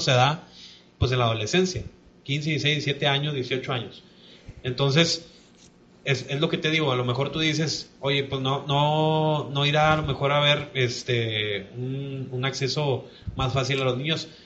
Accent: Mexico; nosotros como mexicanos

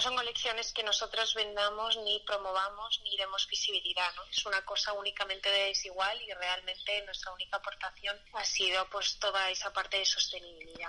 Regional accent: Madrid, Community of Madrid, Spain; como madrileña

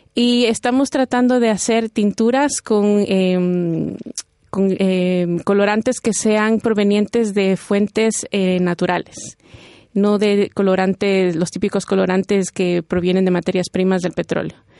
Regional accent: Ecuador; moved away as an adult; now in Spain; Yo vengo de Ecuador y todos mis estudios me los han financiado con la Secretaría de Investigación de, Ecuador

